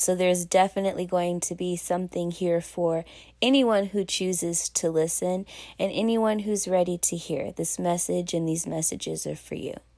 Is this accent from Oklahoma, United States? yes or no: no; Pasadena, California, United States; I am from Pasadena, California, representing the six two six